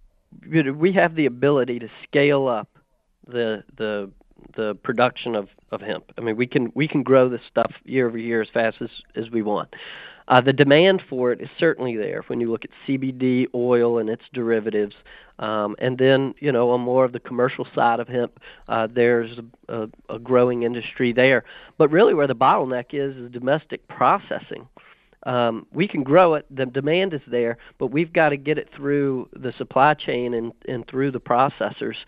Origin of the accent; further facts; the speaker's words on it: Southside Virginia, United States; I grew up in Southside Virginia in tobacco country on a cattle operation